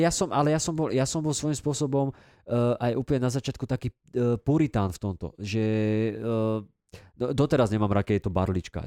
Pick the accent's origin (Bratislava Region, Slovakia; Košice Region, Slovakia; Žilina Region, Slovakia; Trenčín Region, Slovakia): Trenčín Region, Slovakia; Dubnica nad Váhom; u nás v Dubnici